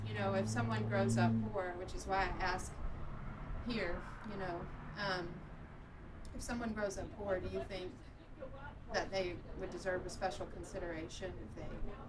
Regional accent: Tulsa, Oklahoma, United States; I'm from Tulsa

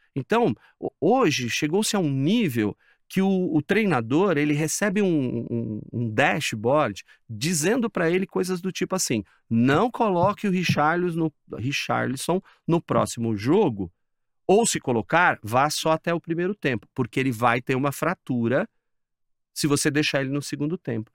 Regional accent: São Paulo, Brazil; É eu sou aqui de São Paulo

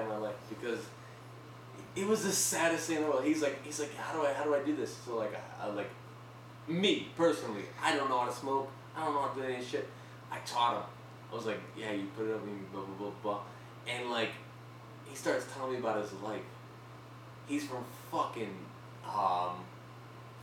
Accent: United States; I'm from the States

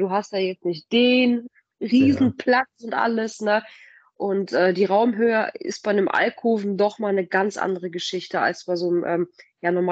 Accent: Paderborn, North Rhine-Westphalia, Germany; Also, wir sind beide hier in Paderborn groß geworden.

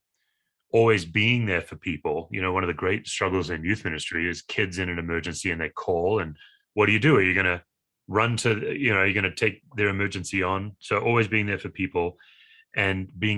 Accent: Australia; now in Broomfield, United States; I'm an Aussie by species, but I live in the United States.

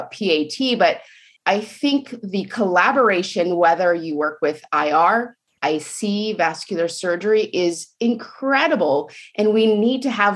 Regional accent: Portland, Oregon, United States; also born or lived in Tacoma, Washington / Seattle, Washington; now in Hood River, United States; I grew up in Portland, Oregon

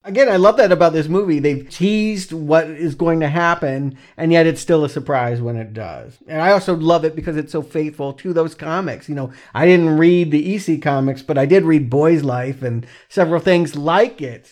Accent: the South, United States; moved away; also born or lived in Atlanta, Georgia / South Carolina; I'm from the South

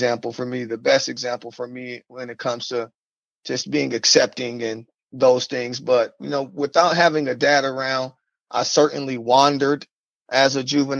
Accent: Omaha, Nebraska, United States; now in Sioux Falls, United States; originally from Omaha, Nebraska, North Omaha, Nebraska. Growing up in North Omaha, there was drugs

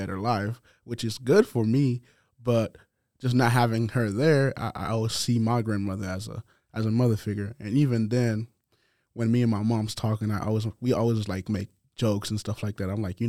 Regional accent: Naples, Florida, United States; also born or lived in Port-au-Prince, Haiti; I grew up in Naples, Florida, but I was born in Port-au-Prince, Haiti. I came here when I was 12 years old

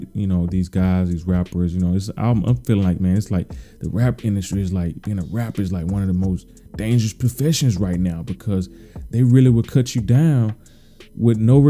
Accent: Mississippi, United States; moved away; I'm from the South, man. I'm from the Mississippi

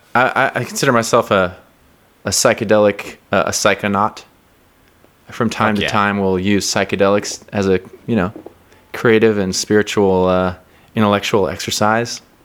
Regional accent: Seattle, Washington, United States; now in New York, United States; I'm from Seattle

